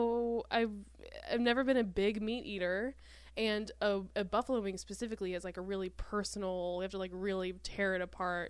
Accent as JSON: {"language": "English", "region": "Indiana", "country": "United States", "moved": "yes", "lives_now": "Los Angeles, United States", "said": "I'm from Indiana. We're both from Indiana. I didn't go to B-dubs regularly until I moved"}